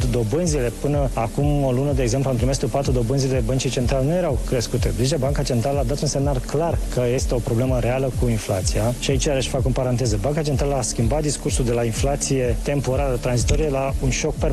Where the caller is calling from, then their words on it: Cluj, Cluj County, Romania; Bună dimineața, Kiss FM, sunt